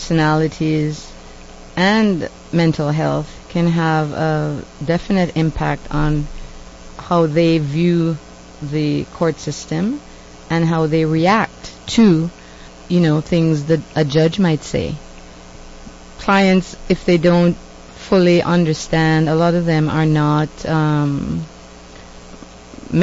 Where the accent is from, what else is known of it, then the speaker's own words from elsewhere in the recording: Jamaica; now in Canada; I'm from Jamaica. I'm considered to be a woman of color. But when I was growing up in Jamaica, I was white. Then I came to Canada